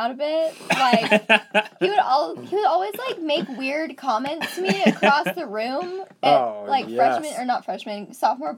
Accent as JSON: {"language": "English", "town": "Centerville", "region": "Utah", "country": "United States", "tie": "born or raised there", "said": "growing up in Centerville, it was such a small town"}